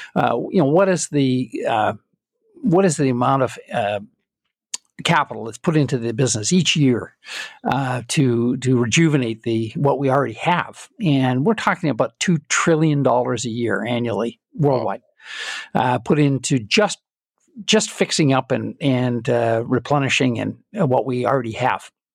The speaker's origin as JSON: {"language": "English", "town": "Calgary", "region": "Alberta", "country": "Canada", "tie": "born or raised there", "said": "I'm Canadian, and I was born and raised in Calgary."}